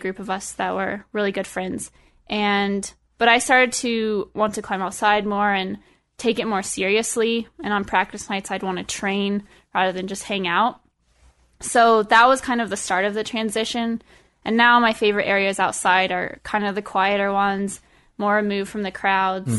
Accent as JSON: {"language": "English", "town": "Estes Park", "region": "Colorado", "country": "United States", "tie": "born or raised there", "also_born_or_lived": "Boulder, Colorado", "said": "I grew up in Estes. Um, my family moved there in, when I was in third grade"}